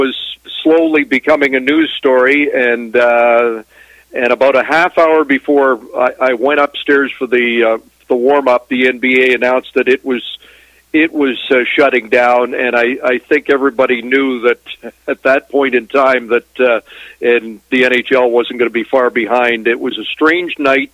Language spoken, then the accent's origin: English; Toronto, Ontario, Canada; I grew up in Toronto as a Leaf fan